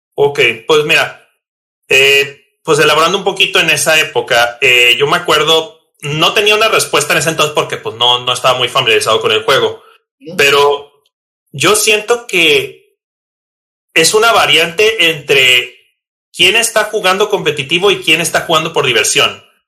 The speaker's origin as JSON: {"language": "Spanish", "town": "Tijuana", "region": "Baja California", "country": "Mexico", "tie": "born or raised there", "said": "soy originario de Tijuana, Baja California"}